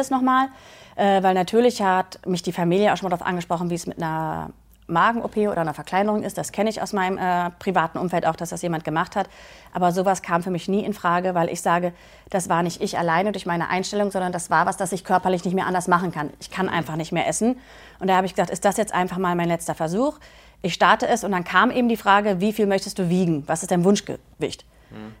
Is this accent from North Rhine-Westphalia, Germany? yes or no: no; Berlin, Germany; 42 Jahre alt, äh, komme aus Berlin